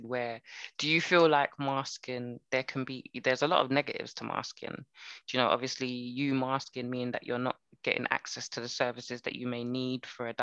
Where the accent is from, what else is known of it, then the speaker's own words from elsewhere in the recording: United Kingdom; I'm Jamaican, I'm Barbadian. Do I define myself as British? Well, I was born here